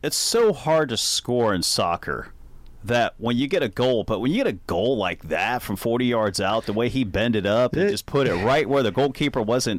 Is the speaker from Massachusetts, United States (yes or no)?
no; Cincinnati, Ohio, United States; my hometown, Cincinnati.